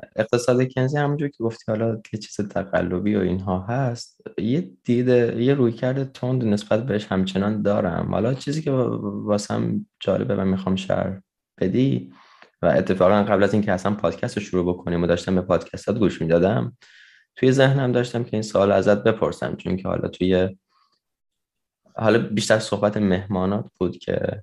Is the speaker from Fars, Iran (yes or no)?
yes; Fars, Iran; توی استان فارس هست که توی شهر خودمون